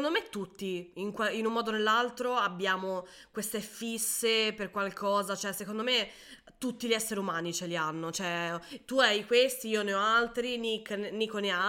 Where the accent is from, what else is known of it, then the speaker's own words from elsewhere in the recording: Tuscany, Italy; la cosa più divertente è che io sono toscana